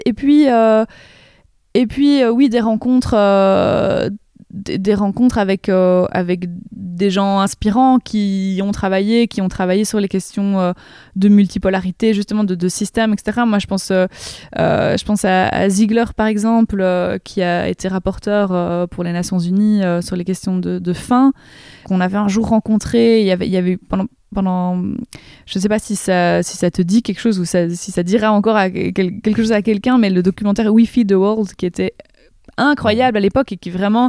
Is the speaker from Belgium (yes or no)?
yes; Rochefort, Wallonia, Belgium; je, viens d'un petit village même qui s'appelle Éprave, dans la commune de Rochefort, dans la province de Namur